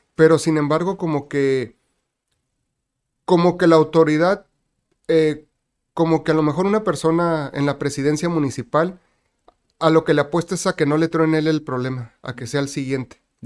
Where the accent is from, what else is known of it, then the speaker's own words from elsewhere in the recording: Tijuana, Baja California, Mexico; also born or lived in Guadalajara; nací en Guadalajara y mis papás migraron para acá cuando yo tenía un año de edad. Así que yo nací en 1976, llegamos aquí en el 77. Okay. Prácticamente toda mi vida aquí en Tijuana, así que me considero tijuanense.